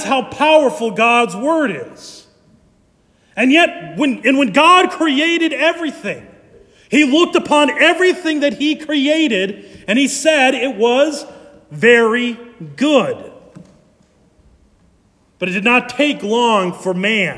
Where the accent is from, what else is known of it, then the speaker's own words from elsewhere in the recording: Ankeny, Iowa, United States; I grew up in Ankeny